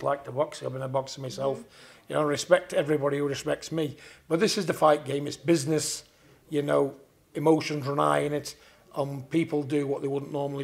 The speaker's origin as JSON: {"language": "English", "town": "Manchester", "region": "North West England", "country": "United Kingdom", "tie": "born or raised there", "said": "Manchester's my hometown"}